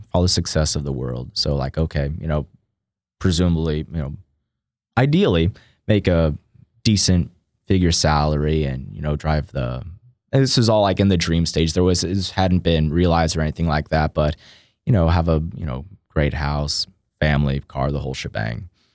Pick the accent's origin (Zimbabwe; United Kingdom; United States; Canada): United States; Austin, Texas; now in College Station, United States; born and raised in Austin, Texas